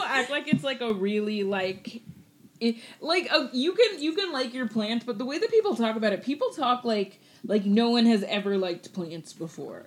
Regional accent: Augusta, Georgia, United States; moved away; my hometown of Augusta, Georgia

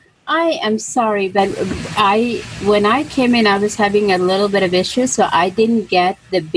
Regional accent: India; now in Oklahoma, United States; Oh, I'm Indian. I'm East Indian.

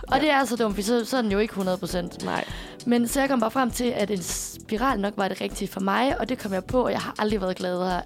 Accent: Aarhus, Central Denmark Region, Denmark; now in Copenhagen, Denmark; min læge hjemme i Aarhus

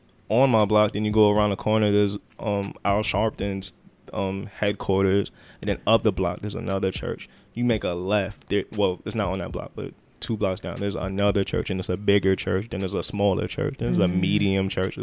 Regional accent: Jamaica; also born or lived in Brooklyn, New York; now in New York, United States; because I'm Jamaican

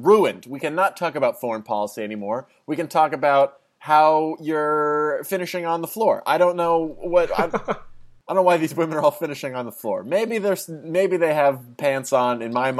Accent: New Jersey, United States; moved away as an adult; I moved from New Jersey to Los Angeles, and I went to college

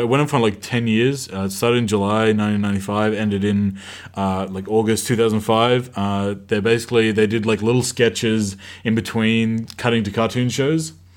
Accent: Australia; I grew up in Australia

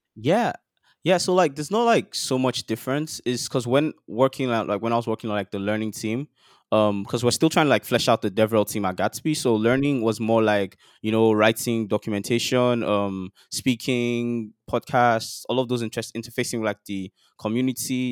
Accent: Nigeria; life as a Nigerian boy growing up in Nigeria

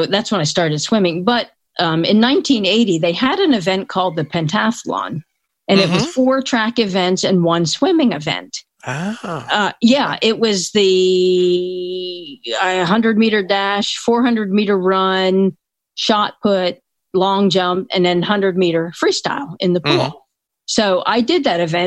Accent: Philadelphia, Pennsylvania, United States; I grew up in the Philadelphia area

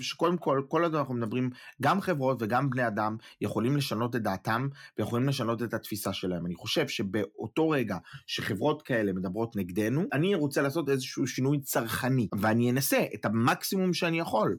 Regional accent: Israel; now in Germany; אנחנו בתור ישראלים שחיים בחו"ל

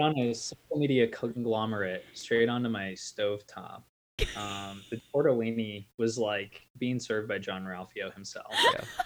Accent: Lincoln, Nebraska, United States; I'm from Lincoln, Nebraska, and I'm a corn born kid

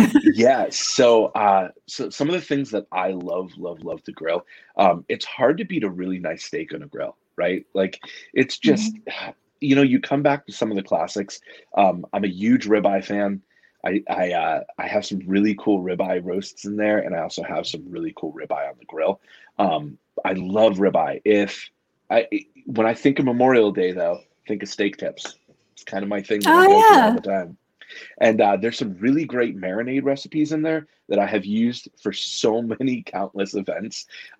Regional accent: Canada; I'm French Canadian, and my grandmother had this recipe called gâton

